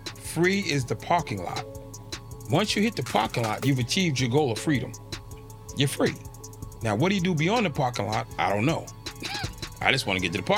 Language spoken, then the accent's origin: English; Boston, Massachusetts, United States; I'm from Boston